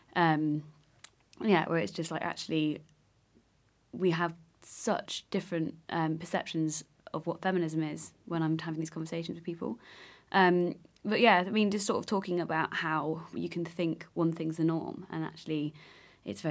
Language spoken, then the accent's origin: English; England, United Kingdom; I'm English